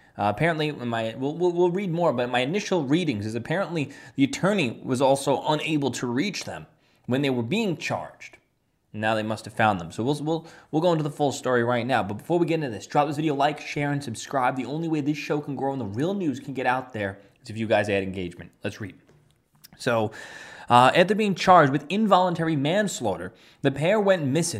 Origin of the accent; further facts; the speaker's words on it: New York City, New York, United States; my hometown in Staten Island